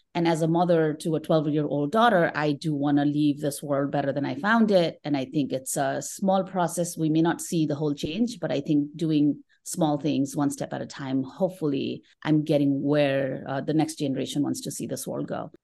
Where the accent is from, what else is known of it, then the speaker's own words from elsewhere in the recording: Kathmandu, Bagmati, Nepal; moved away as an adult; now in United States; I'm originally from Kathmandu, Nepal